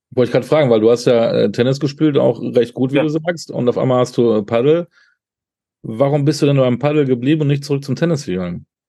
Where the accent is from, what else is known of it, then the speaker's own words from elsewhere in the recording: Münster, North Rhine-Westphalia, Germany; Ich bin ja Münsteraner